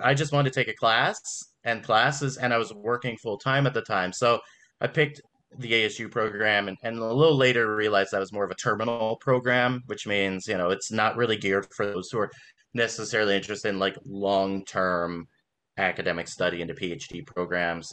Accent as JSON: {"language": "English", "town": "Las Vegas", "region": "Nevada", "country": "United States", "also_born_or_lived": "Los Angeles, California", "moved": "yes", "lives_now": "Baltimore, United States", "said": "I just moved to Baltimore, and I, I'm from Las Vegas, and I'm I'm from I lived in L.A."}